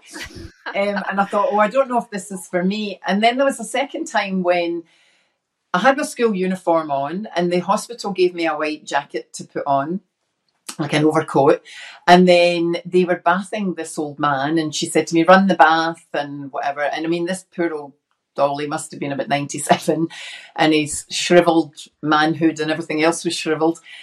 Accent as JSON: {"language": "English", "town": "Glasgow", "region": "Scotland", "country": "United Kingdom", "tie": "born or raised there", "moved": "yes", "lives_now": "Australia", "said": "I was brought up in inner city Glasgow as uh, the youngest of six"}